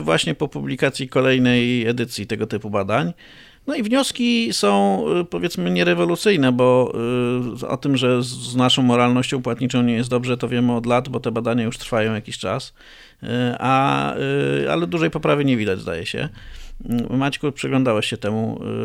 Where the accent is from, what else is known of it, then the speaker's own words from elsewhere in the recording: Greater Poland, Poland; pochodzę z Wielkopolski